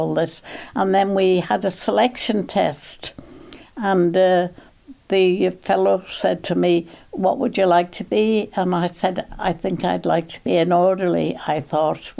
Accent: Isle of Man; I was born in Bruce, out at Lonnon. I had two brothers, one sister, and we came to Groudle. We went to Onken School

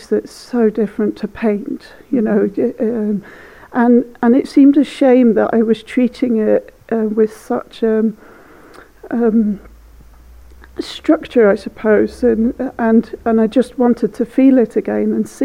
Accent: Sulby, Isle of Man; moved away; also born or lived in Mongolia; I grew up in Sulby, so not quite on the sea.

